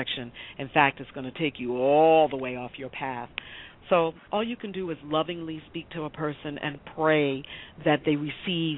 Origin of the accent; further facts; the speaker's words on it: New York City, New York, United States; I grew up in the Bronx as a small child